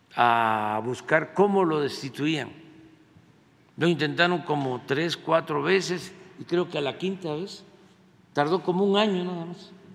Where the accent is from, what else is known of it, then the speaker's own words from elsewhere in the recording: Mexico; nosotros los mexicanos